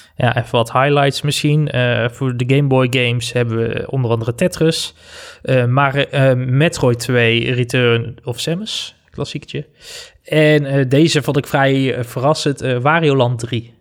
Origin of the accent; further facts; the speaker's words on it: North Brabant, Netherlands; moved away as an adult; also born or lived in Amsterdam; Ik ben weer terug naar mijn roots